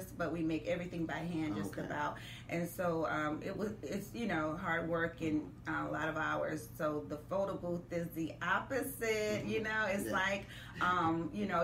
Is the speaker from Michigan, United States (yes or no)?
yes; Michigan, United States; moved away as an adult; now in Dallas, United States; I'm originally from Michigan, and I've been here in Dallas for 7 years